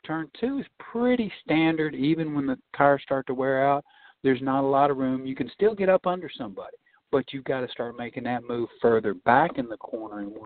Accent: Nashville, Tennessee, United States; Nashville's my hometown

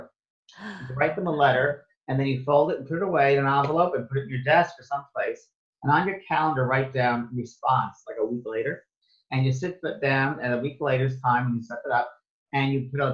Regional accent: New York, United States; moved away as an adult; also born or lived in San Francisco, United States / Los Angeles, United States; I thought I was from New York

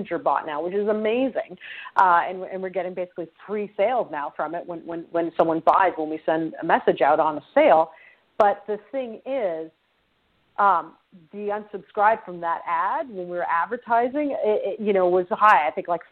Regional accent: Canada; I'm Canadian.

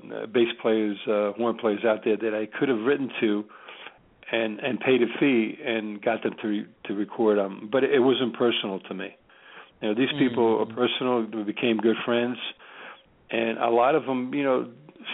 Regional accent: New Jersey, United States; also born or lived in Tripoli, Libya / Rome, Italy; I'm from New Jersey

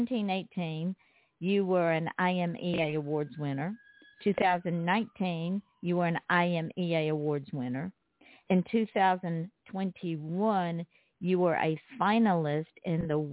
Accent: the South, United States; I'm from the South, and when you're from the South

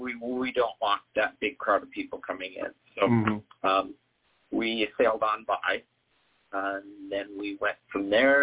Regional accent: Bremerton, Washington, United States; also born or lived in Minnesota / Idaho; well, I was born in Minnesota, and then I moved to Idaho, and then we ended up in Bremerton, Washington, which is in the northwest corner, across from Seattle, across the town from Seattle.

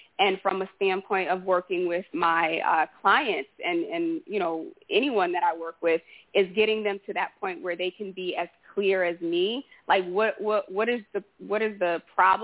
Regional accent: Haiti; moved away; I was born in Haiti

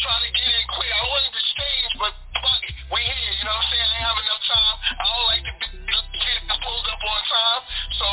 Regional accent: New York City, New York, United States; I grew up in this spot called Rochdale

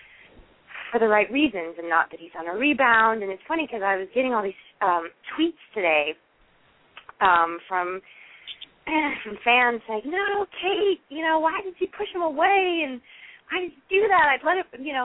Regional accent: Seattle, Washington, United States; moved away; also born or lived in East Coast; I used to say pop growing up in Seattle

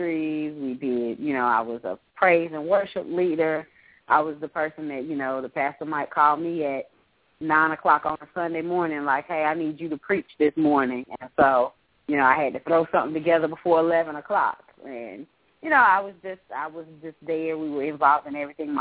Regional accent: Greensboro, North Carolina, United States; my hometown in Greensboro

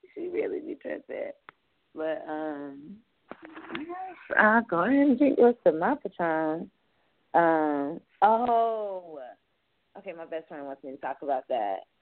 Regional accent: Fayetteville, United States; I'm from Fayetteville

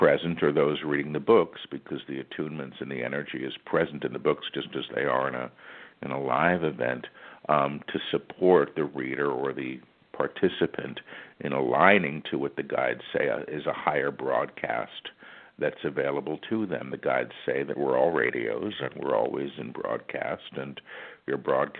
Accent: New York City, New York, United States; I was born in New York City, and I've lived here most of my life

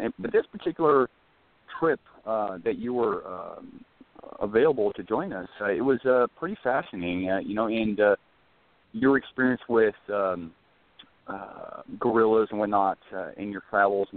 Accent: Scotland, United Kingdom; moved away as an adult; also born or lived in San Diego; I'm a Brit too, so traveling from Scotland

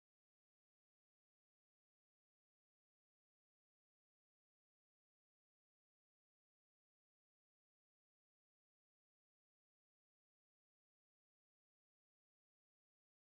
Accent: Chicago, Illinois, United States; I'm from Chicago.

